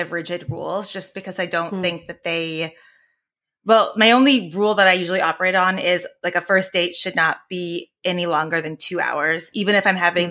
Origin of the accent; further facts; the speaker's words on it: Northern California, United States; also born or lived in Washington D.C. / Maryland; I'm from California, uh, Northern California